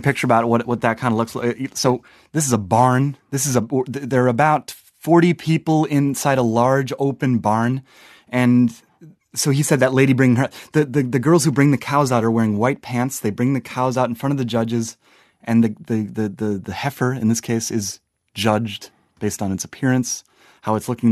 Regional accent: Wisconsin, United States; I'm from Wisconsin

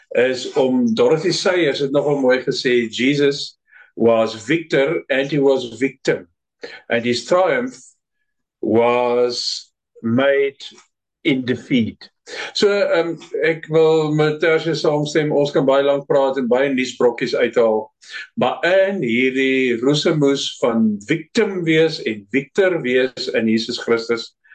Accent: Namibia; moved away as an adult; also born or lived in Pretoria / Mossel Bay; now in Cape Town, South Africa; Ek is in Namibië gebore en daar groot geword, skool gegaan, ou diensplig gedoen.

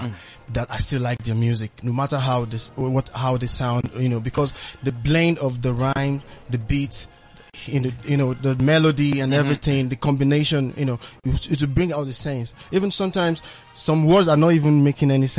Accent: Nigeria; now in South Africa; Even though you stay here in South Africa, you being a Nigerian

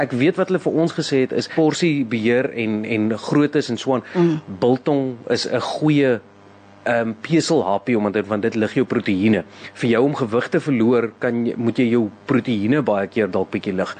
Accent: South Africa; ons as Suid-Afrikaners

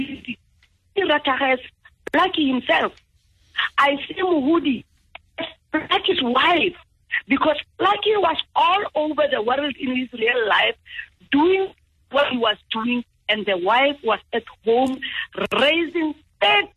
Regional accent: South Africa; as Botswanas first and as South Africans

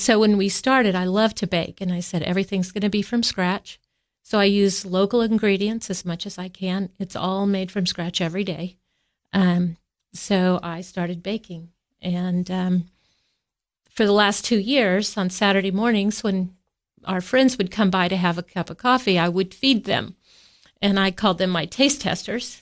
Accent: Kansas, United States; now in Tennessee, United States; I grew up in Kansas

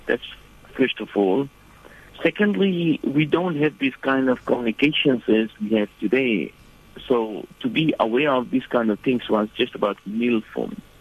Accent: Fiji; moved away as an adult; also born or lived in Medina, Saudi Arabia; now in New Zealand; I'm originally from Fiji Island, and um, uh, at present I live in New Zealand

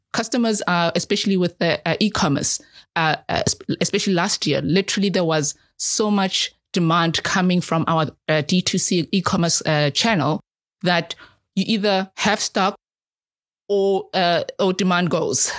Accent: Soweto, Gauteng, South Africa; I'm a South African. I'm an African. and I've lived in Soweto, in the townships

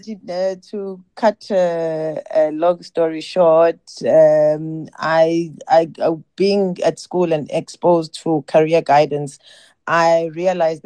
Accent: East London, Eastern Cape, South Africa; moved away as an adult; also born or lived in Ekala, Eastern Cape; now in Cape Town, South Africa; I was born in Ekala, which is a rural village. And because of studies, my mom moved us to a small town called East London, where I completed my primary and high school.

